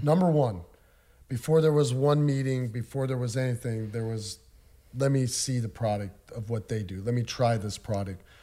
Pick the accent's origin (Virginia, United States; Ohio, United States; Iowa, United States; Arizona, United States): Iowa, United States; Des Moines; I was born and raised in Des Moines, Iowa. I still currently reside there